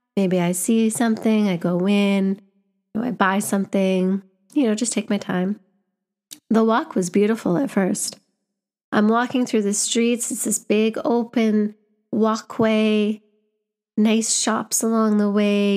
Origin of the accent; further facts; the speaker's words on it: Canada; moved away as an adult; now in London, United Kingdom; I was back home in my home country